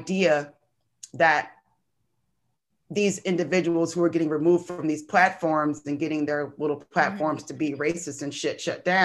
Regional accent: Michigan, United States; I grew up in Michigan

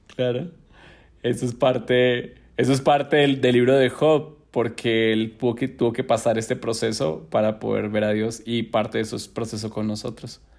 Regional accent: Neiva, Huila, Colombia; born or raised there; moved away as an adult; now in Bogotá, Colombia

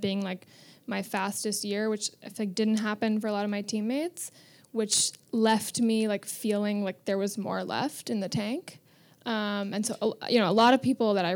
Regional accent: New York City, New York, United States; also born or lived in Vermont; Born and raised on 91st and Madison

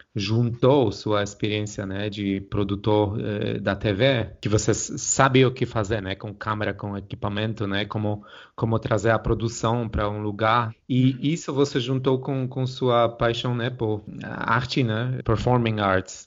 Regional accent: Poland; como polonês

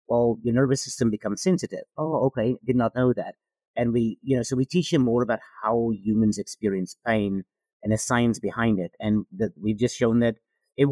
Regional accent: South Africa; moved away as an adult; now in United States; I am from South Africa originally.

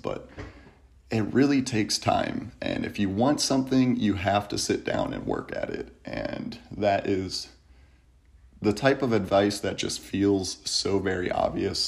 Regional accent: Kent, Ohio, United States; I'm from Kent, Ohio. It is a beautiful little college town between Cleveland and Akron.

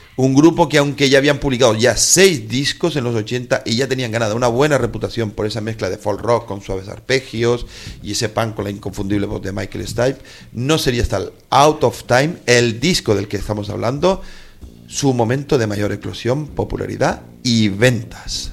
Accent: Gran Canaria, Canary Islands, Spain; mi tierra, en un solar, en un solar de un pueblo que se llama Las Huesas

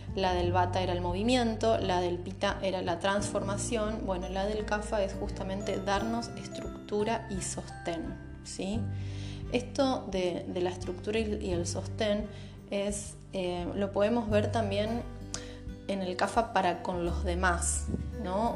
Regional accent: Santa Fe, Argentina; soy de Santa Fe, capital, Argentina

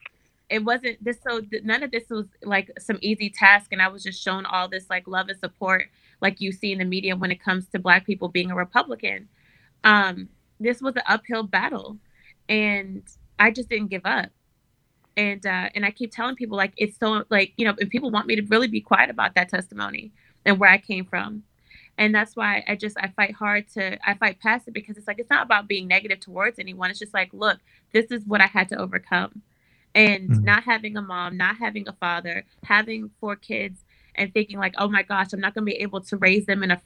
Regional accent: Maryland, United States; now in California, United States; I was raised by my grandparents. My grandmother, Mama, she actually brought me home from the hospital, but her and my mom's mother, Nellie, they both did an amazing job raising me. And my grandfathers were veterans and farmers. They raised tobacco in Maryland. I'm originally from Maryland

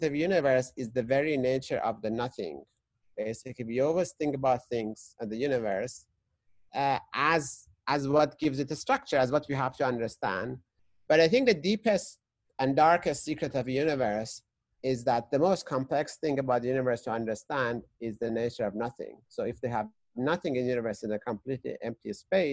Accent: Tehran, Tehran Province, Iran; moved away; I was growing up in Tehran, which is the capital of Iran

